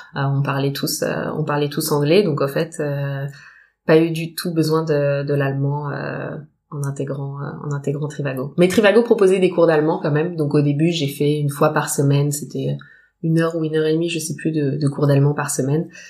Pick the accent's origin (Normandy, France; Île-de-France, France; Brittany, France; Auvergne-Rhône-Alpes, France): Île-de-France, France; Paris region; moved away as an adult; also born or lived in Frankfurt, Germany; now in Düsseldorf, Germany; je viens de région parisienne euh, et ça fait 7 ans que je vis à Düsseldorf maintenant